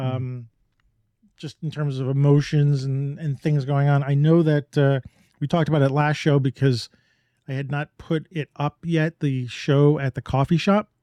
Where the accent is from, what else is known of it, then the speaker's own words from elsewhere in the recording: New York, United States; I grew up in New York